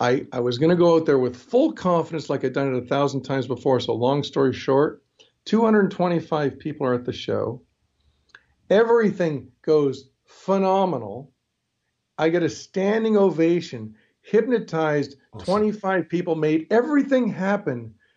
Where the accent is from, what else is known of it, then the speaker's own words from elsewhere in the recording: New York, United States; born there; also born or lived in Toronto, Canada; And because although I lived in Toronto, I was born in New York, so I'm American.